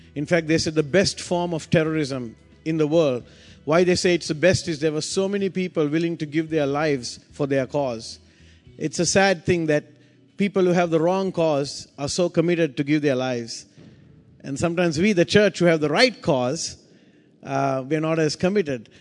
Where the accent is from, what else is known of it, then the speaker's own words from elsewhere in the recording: Sri Lanka; I come from Sri Lanka